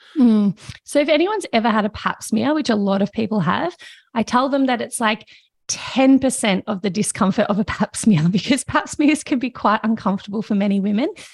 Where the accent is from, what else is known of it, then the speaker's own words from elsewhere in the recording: Victoria, Australia; I grew up in Victoria, in Australia